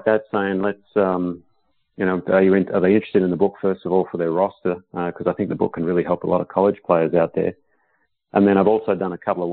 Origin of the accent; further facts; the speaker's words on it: Perth, Western Australia, Australia; moved away as an adult; now in United States; it was in my hometown